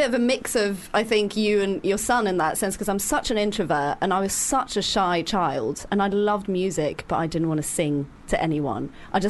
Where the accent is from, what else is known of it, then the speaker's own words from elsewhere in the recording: Norway; first language Norwegian; English is a second language; I'm Norwegian, so Norwegian right. is my first language.